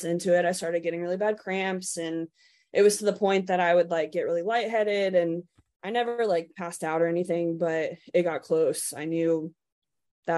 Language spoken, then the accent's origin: English; Atlanta, Georgia, United States; moved away as an adult; now in Columbia, United States; I grew up in Atlanta, and I knew I wanted to get away from there just because I'd been there my whole life